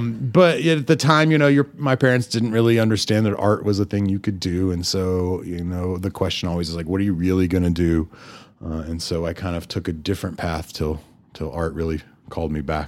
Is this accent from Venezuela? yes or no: no; Germany; born there; also born or lived in Amarillo, United States; I took German, which I was born in Germany, and my mother was a German teacher, and that did not stick.